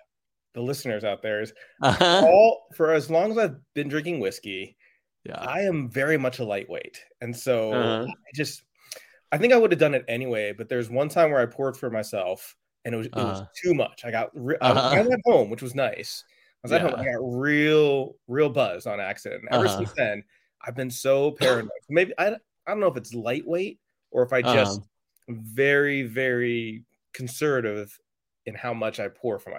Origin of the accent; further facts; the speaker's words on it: California, United States; now in San Diego, United States; I was in San Diego for a long time, but I grew up just north in Orange County, like basically just